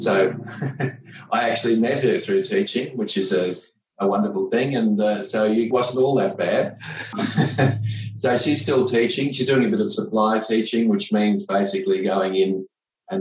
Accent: Gold Coast, Queensland, Australia; I was born and bred on the Gold Coast

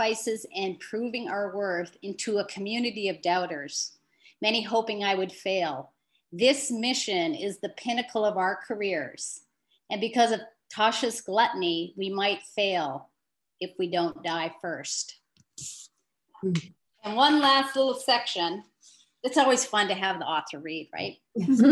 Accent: Marquette, Michigan, United States; moved away; I grew up in Marquette.

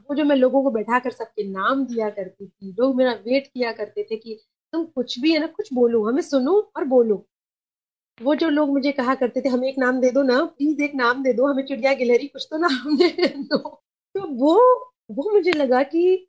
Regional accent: Kolkata, West Bengal, India; first language Sindhi; Hindi is a second language; moved away as an adult; also born or lived in Mumbai / Gwalior; now in Madhya Pradesh, India; मैं बंगाल से हूँ और मैंने अपना पूरा बचपन ना देखा है

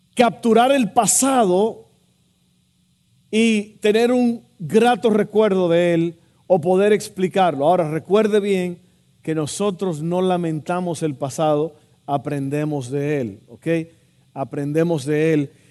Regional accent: Santo Domingo, Dominican Republic; also born or lived in Texas; now in United States; cuando yo estaba creciendo allá en Santo Domingo

